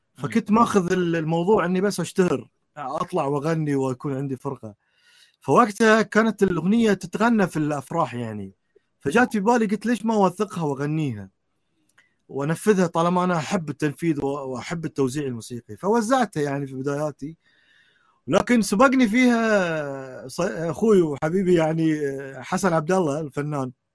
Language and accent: Arabic; Bahrain; في بلدي البحرين